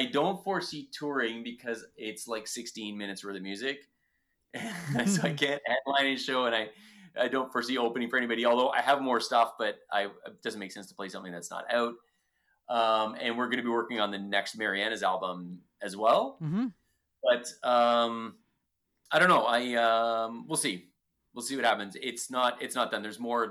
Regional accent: Ontario, Canada; But you're from Ontario. I'm from Ontario. We get it. Eh?

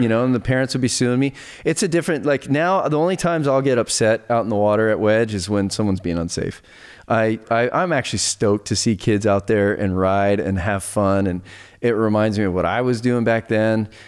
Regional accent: Laguna Beach, California, United States; I grew up surfing down in Laguna

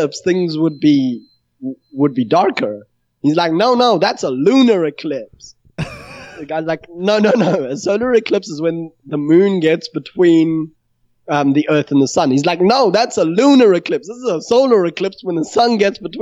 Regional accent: South Africa; I'm South African

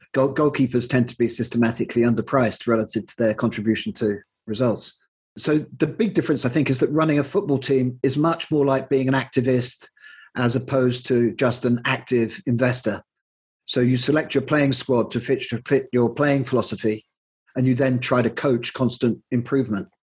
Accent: Plymouth, South West England, United Kingdom; moved away as an adult; I grew up in Plymouth and left at the age of 18 when I went off to university

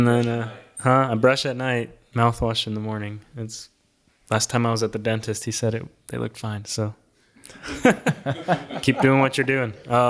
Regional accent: Cochabamba, Bolivia; also born or lived in Illinois, United States; So I was born in the United States in Illinois, but when I was about 6 months old, my parents moved to Bolivia in South America to teach at a school down there, a missionary kid school. And so that's where I grew up. The first city was called Cochabamba.

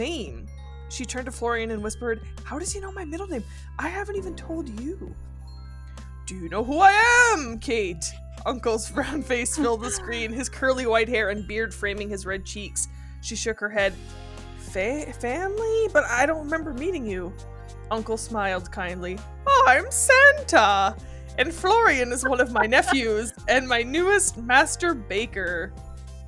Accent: Northern Ontario, Canada; I come from absolute rednecks from Northern Ontario who love to go hunting

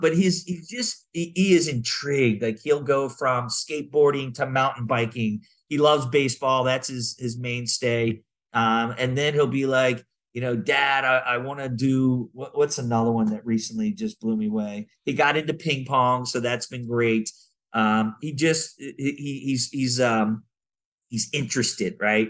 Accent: Maryland, United States; now in Southern California, United States; I grew up in Maryland

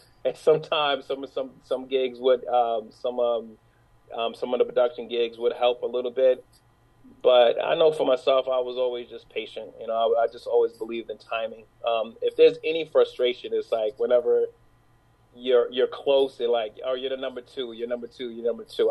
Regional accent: New York City, New York, United States; I'm from New York. I'm from New York City. Uh, born and grew up in Brooklyn Harlem

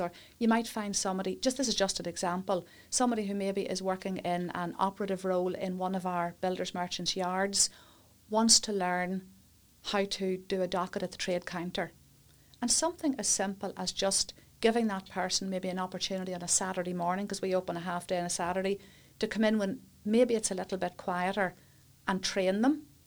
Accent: Warrenpoint, Northern Ireland, United Kingdom; also born or lived in Coleraine / England / Newry; born and brought up in Warren Point

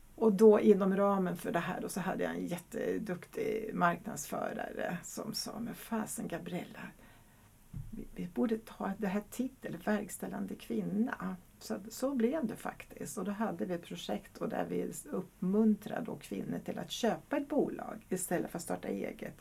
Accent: Hungary; now in Sweden; jag kommer faktiskt från Ungern och så är jag gift med en holländare

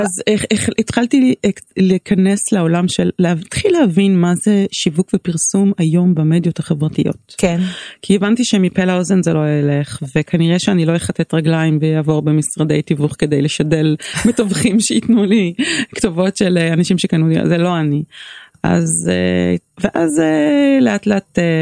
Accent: Tel Aviv, Tel Aviv District, Israel; born or raised there

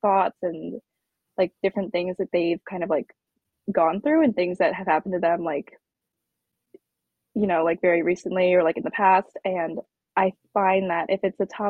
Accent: Pennsylvania, United States; moved away as an adult; also born or lived in Jiangxi, China; now in New York, United States; they brought me to Pennsylvania, like 45 minutes outside of Philadelphia, and like this super small, like very homogenous, like rural town. And that's where I spent all of my childhood.

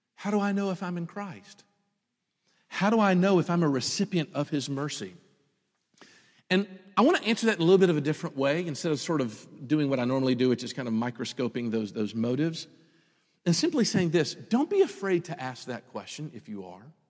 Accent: Memphis, Tennessee, United States; moved away; I grew up in Memphis

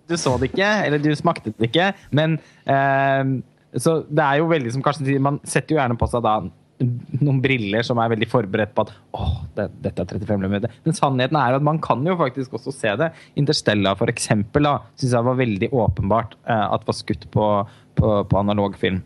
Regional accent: Halden, Østfold, Norway; moved away; also born or lived in Oslo; min eh, hjemby Halden, hvor jeg var hjemme i julen

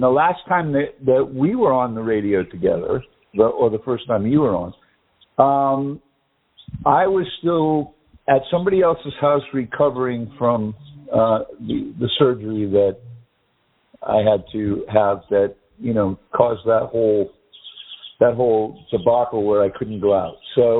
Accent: United States; born there; accent: English; also born or lived in England; I sounded more Englishy. Even though I was born in America and everything, I had lived over there for a long time.

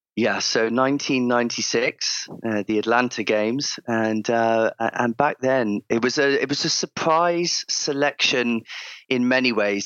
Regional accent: Cheltenham, South West England, United Kingdom; moved away; I grew up in uh, in the Cotswolds, uh, Cotswold area of uh, of the of the UK. So uh, a small town called Cheltenham Spa, right in the centre of uh, of Gloucestershire

